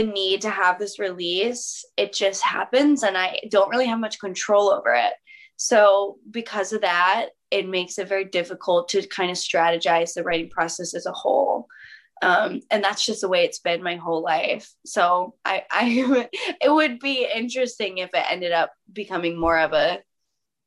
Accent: Michigan, United States; now in California, United States; I'm in California now, but I'm from Michigan.

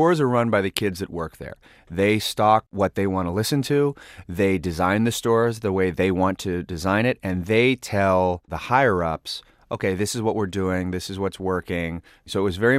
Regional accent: Sacramento, California, United States; I was born and raised in Sacramento, California, where Tower was based.

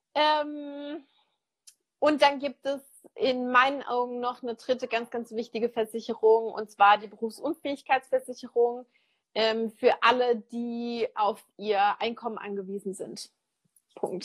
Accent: Germany; bei uns in Deutschland

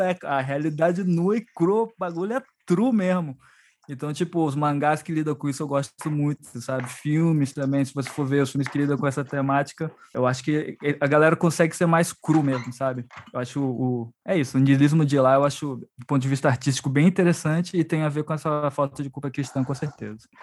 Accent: Brazil; Nós somos brasileiros

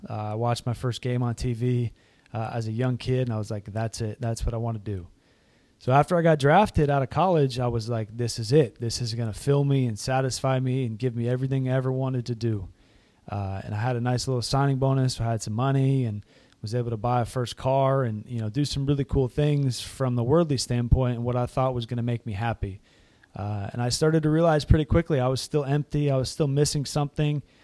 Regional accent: Massachusetts, United States; moved away; I grew up in Massachusetts, up in the Northeast

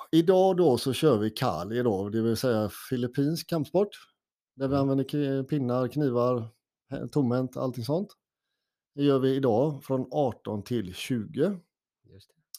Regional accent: Gothenburg, Västra Götaland, Sweden; now in Norrtälje, Sweden; jag är en kille från Göteborg ursprungligen

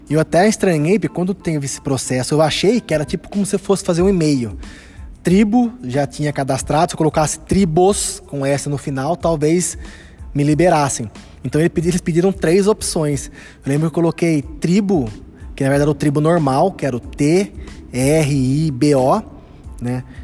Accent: Araraquara, São Paulo, Brazil; a origem do nome Araraquara, que é a minha cidade natal.

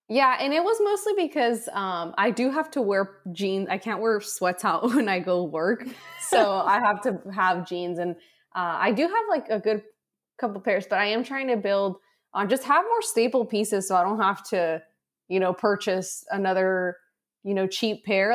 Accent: San Diego, California, United States; also born or lived in Tijuana, Mexico; I was born here in San Diego, and then my parents lived in Mexico.

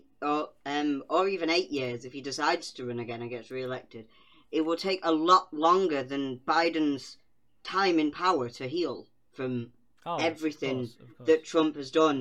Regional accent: United Kingdom; I'm British

